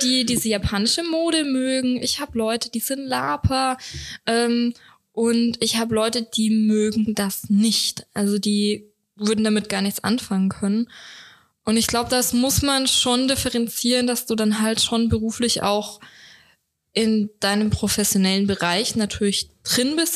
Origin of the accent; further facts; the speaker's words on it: Swabia, Germany; ich bin ja Schwabe